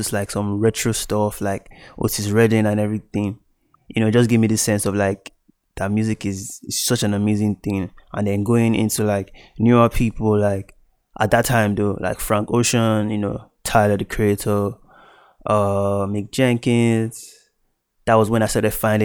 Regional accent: Abuja, Federal Capital Territory, Nigeria; also born or lived in Delta State, Nigeria / Benin City, Edo, Nigeria; I'm Delta. You know, I was born there. Moved to Edo, Benin City for a while, and then I started growing up more in Abuja. I grew up more in Abuja, rather

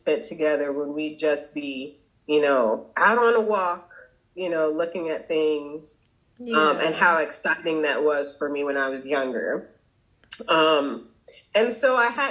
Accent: Florida, United States; now in North Carolina, United States; where I grew up in Florida

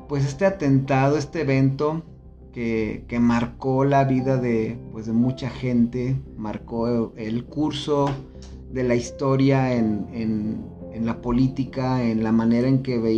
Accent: Celaya, Guanajuato, Mexico; now in León, Mexico; yo ya estaba viviendo aquí en León. Yo me vine de Celaya a estudiar

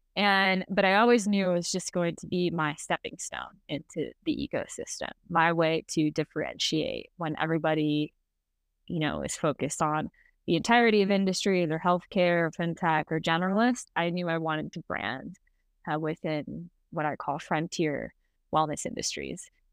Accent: San Francisco, California, United States; I grew up in San Francisco.

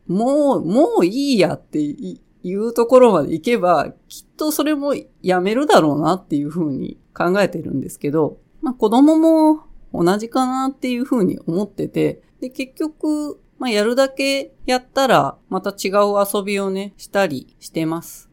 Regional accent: Osaka, Japan; 私の住んでる地域は、基本的に盆踊りの曲は河内温度っていうものなんですけど、でまあ大阪、大阪はほとんど多分河内温度なんですよね

